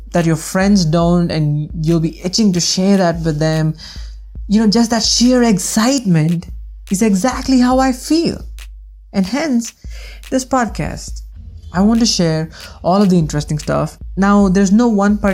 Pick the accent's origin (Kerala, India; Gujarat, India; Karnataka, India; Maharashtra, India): Karnataka, India; Bangalore; I am from India, specifically from Bangalore